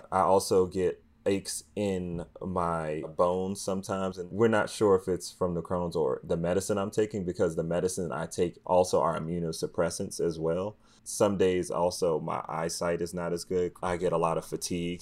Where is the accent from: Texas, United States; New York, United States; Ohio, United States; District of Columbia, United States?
District of Columbia, United States; Washington; I grew up in Washington, D C, in, you know, low-income neighborhood and a cost area in Southeast